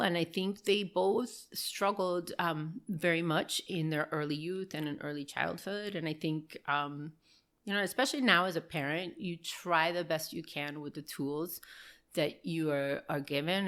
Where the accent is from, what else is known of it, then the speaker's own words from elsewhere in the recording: Miami, Florida, United States; also born or lived in Burbank, California / Manzanillo, Cuba (parents); I was born in Burbank, uh, California, and um, moved to Miami probably maybe two or three years after I was born